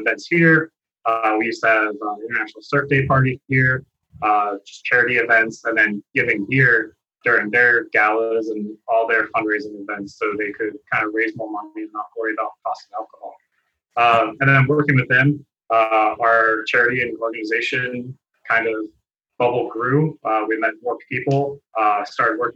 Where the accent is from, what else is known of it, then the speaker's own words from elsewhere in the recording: New Jersey, United States; now in South Florida, United States; So I grew up in South Jersey originally. So right by Philly.